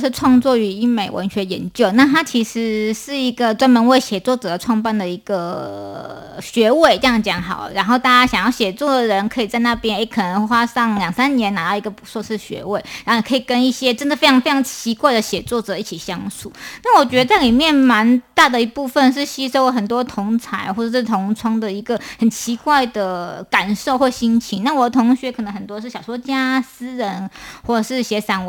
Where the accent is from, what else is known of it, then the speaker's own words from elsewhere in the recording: Taipei, Taiwan; now in Hualien, Taiwan; 呃，因为我是从台北搬到花莲的，那花莲其实。它是一个东方的小城，这样子，尤其是在那边念书